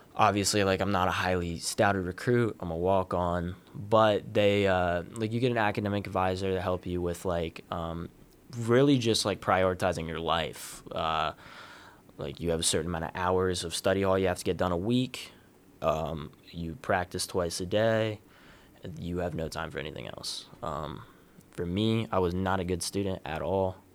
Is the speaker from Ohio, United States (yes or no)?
yes; Columbus, Ohio, United States; I'm from Columbus, Ohio. Uh, I've wrestled, uh, for Westerville North, uh, which is a little suburb right outside of Columbus. Uh, I grew up in, like, the youth program